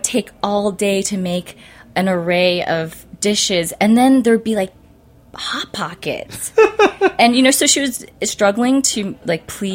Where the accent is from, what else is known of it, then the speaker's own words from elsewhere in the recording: Orange County, Southern California, United States; moved away as an adult; also born or lived in San Francisco, United States; now in New York, United States; I grew up in Southern California, like Orange County